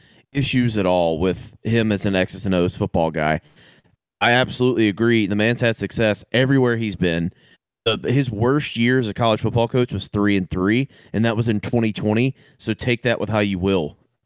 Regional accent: the South, United States; we were all born and raised in the South.

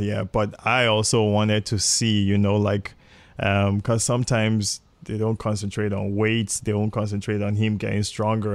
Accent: Nigeria; moved away; also born or lived in England / Toronto, Canada; I grew up in Nigeria. I was, I was born in England, but I only lived there for nine months, and my parents moved back to Nigeria

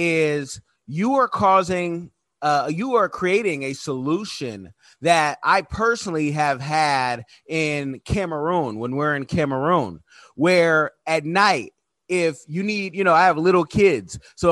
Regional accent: United States; I'm born in America

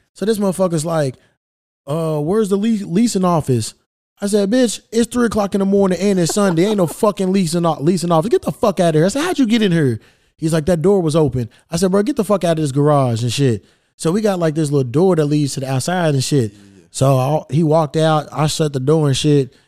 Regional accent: Louisville, Kentucky, United States; Kentucky, my hometown, Louisville

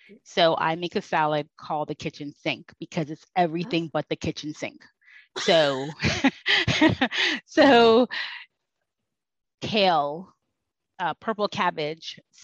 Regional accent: Jamaica; I'm Jamaican

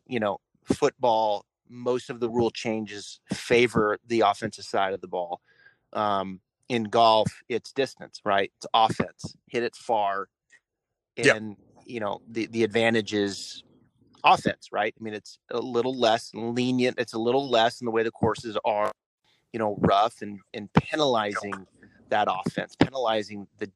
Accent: Pacific Northwest, United States; growing up in the Pacific Northwest

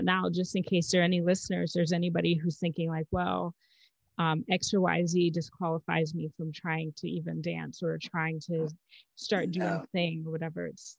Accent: Zambia; now in United States; I'm from Zambia, so I was born in Zambia.

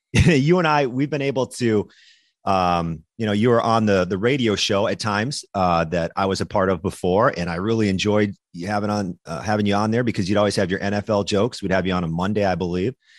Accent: Minnesota, United States; moved away; also born or lived in Wisconsin; i was born in Minnesota, raised in Minnesota.

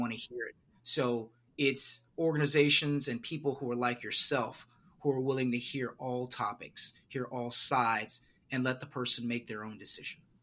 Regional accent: Beaumont, Texas, United States; I'm originally from a place called Beaumont, Texas

